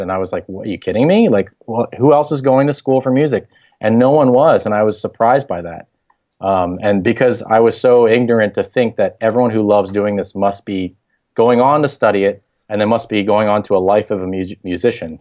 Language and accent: English; Harrisburg, Pennsylvania, United States; I grew up in Harrisburg, Pennsylvania. That's where I was raised and went to school.